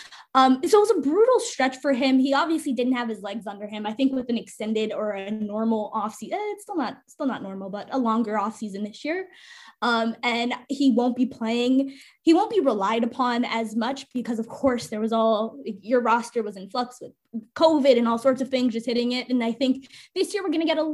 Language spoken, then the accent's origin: English; Canada; as a Canadian